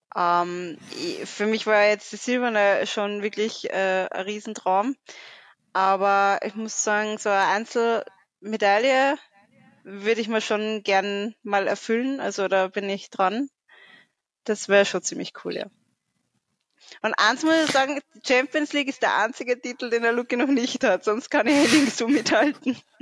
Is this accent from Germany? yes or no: no; Austria; bei uns in Österreich